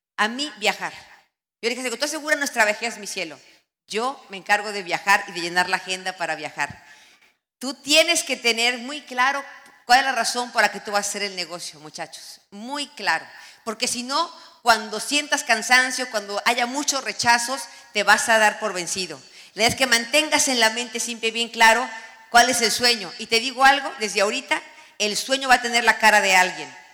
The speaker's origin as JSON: {"language": "Spanish", "country": "Mexico", "moved": "yes", "lives_now": "United States", "said": "somos devotos de la Virgen de Guadalupe"}